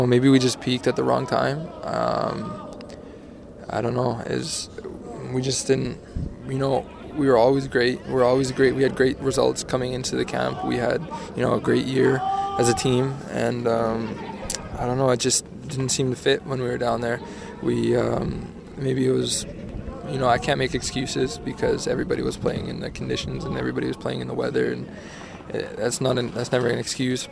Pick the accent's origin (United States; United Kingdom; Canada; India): Canada; being a Canadian